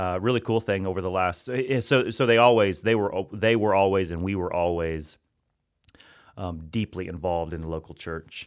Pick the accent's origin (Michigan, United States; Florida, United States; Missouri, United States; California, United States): Missouri, United States; Hannibal; I grew up in Hannibal, Missouri, other side of the state, right off the Mississippi River.